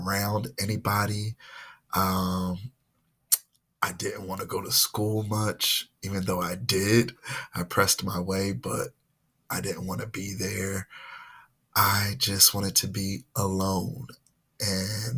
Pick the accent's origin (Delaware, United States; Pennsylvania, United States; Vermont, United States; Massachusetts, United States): Pennsylvania, United States; Philadelphia; I was born and raised in Philadelphia, Mount Airy section